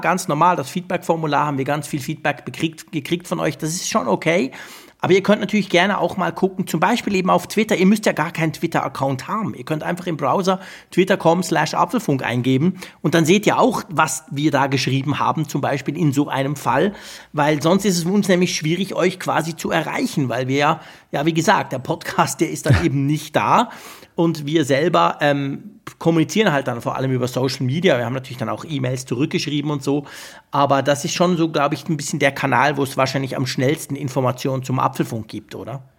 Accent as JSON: {"language": "German", "country": "Switzerland", "said": "Bei uns in der Schweiz, also ich sage das jetzt trotzdem, obwohl ich im Moment ja noch in Holland sitze"}